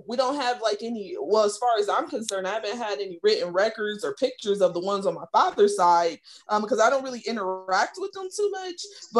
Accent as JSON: {"language": "English", "country": "United States", "said": "I ain't no damn Native American. Like I said, I'm American. But I'm just saying, in my family, there was some Choctaw blood generations ago."}